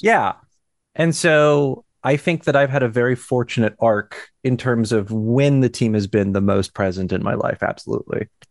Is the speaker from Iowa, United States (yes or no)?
yes; Cedar Rapids, Iowa, United States; I'm from Cedar Rapids